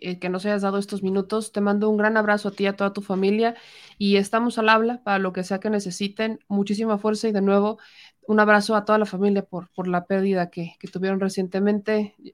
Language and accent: Spanish; Mexico; gente que nace aquí, que crece aquí, que trabaja aquí, que son nuestros somos, paisanos, somos mexicanos